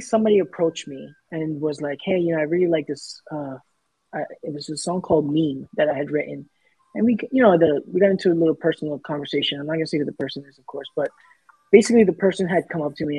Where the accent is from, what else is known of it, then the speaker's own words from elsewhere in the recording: New York City, New York, United States; the neighborhood I grew up in South Ozone Park, Queens